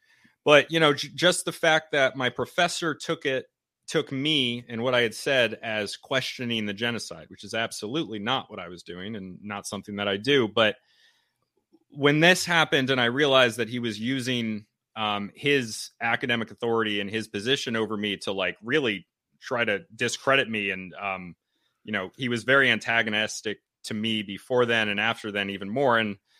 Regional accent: Connecticut, United States; also born or lived in North Carolina / Indonesia; So I'm from Connecticut, up here in New England.

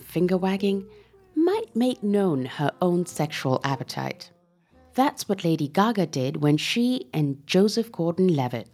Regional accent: Pakistan; moved away; I come from Pakistan and I've grown up with Bollywood films of, you know, 70s and 80s.

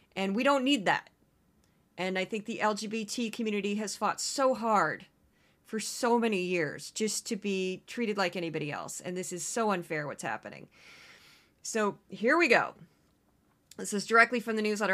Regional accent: Missouri, United States; I grew up in Missouri as a, as a little kid during the Reagan era

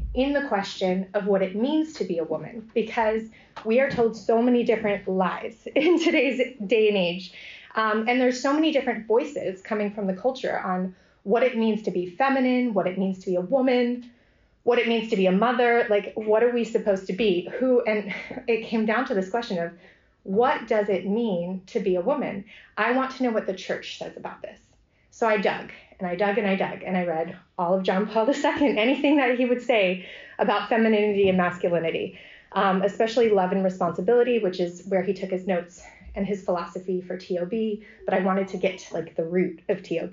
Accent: United States; moved away as an adult; also born or lived in Ave Maria, Florida; now in Oxford, United Kingdom; We are American, but my husband's studies has brought us all over Europe, really. And we ended up in Oxford

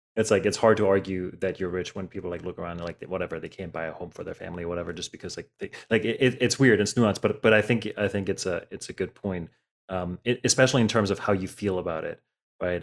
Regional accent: Germany; moved away; I grew up in Germany

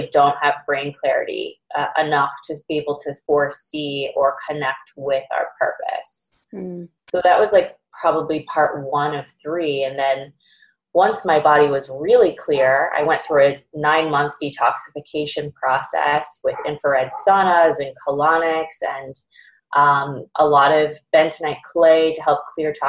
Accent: Boston, Massachusetts, United States; I'm from Boston

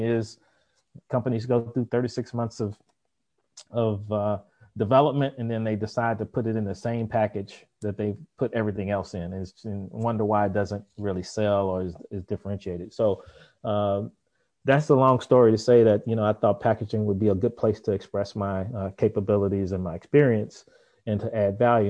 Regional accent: Memphis, Tennessee, United States; I grew up in Memphis, Tennessee

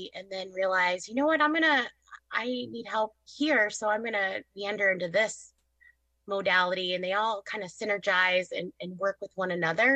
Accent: Southwest Michigan, United States; now in Granger, United States; I grew up in Southwest Michigan, which is just, you know, right up the street from my clinic

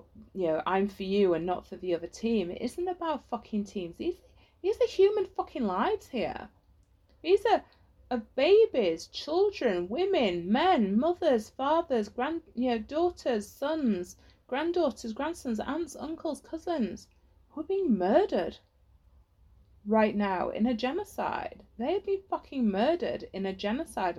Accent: England, United Kingdom; you're growing up in England

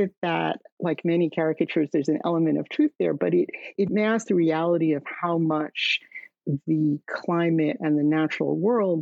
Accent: New York City, New York, United States; moved away as an adult; now in California, United States; I am from New York. I spent really much of my life in New York, thought of myself as a New Yorker.

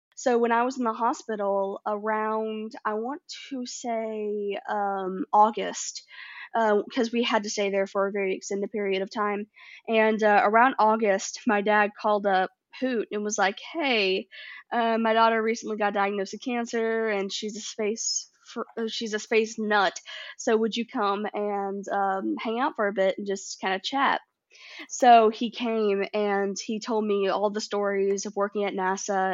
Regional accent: Nashville, Tennessee, United States; I grew up in Nashville

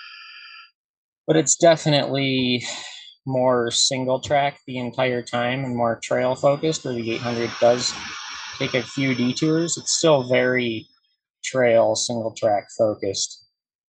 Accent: Marquette, Michigan, United States; moved away; also born or lived in Colorado; I'm from Marquette, Michigan.

